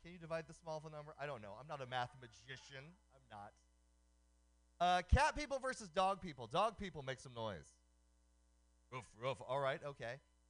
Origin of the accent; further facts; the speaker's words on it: Oakland, California, United States; known by a nickname on the street growing up in Oakland.